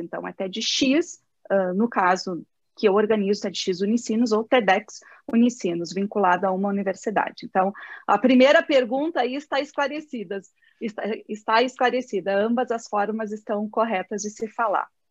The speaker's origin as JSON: {"language": "Portuguese", "region": "South Region", "country": "Brazil", "said": "eu sou do, do Brasil e do Sul."}